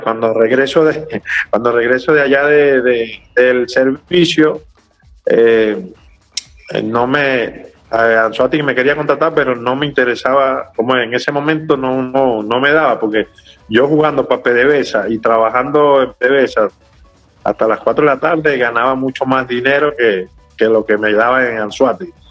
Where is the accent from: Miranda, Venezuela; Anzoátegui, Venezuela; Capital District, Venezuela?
Anzoátegui, Venezuela; Puerto La Cruz; now in San Cristóbal, Venezuela; nos criamos juntos allá en Puerto La Cruz, allá como dice yo saliendo de Pueblo Nuevo